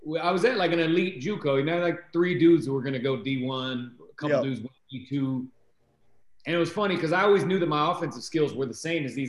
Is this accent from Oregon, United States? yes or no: yes; Salem, Oregon, United States; I'm from Salem, Oregon